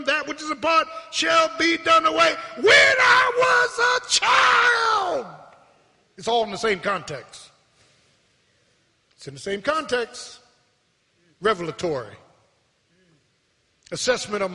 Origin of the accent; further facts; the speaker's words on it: Philadelphia, Pennsylvania, United States; I was born in Pennsylvania Hospital